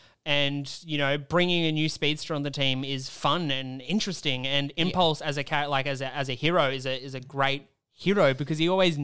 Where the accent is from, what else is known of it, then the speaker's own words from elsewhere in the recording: Australia; I'm from Australia.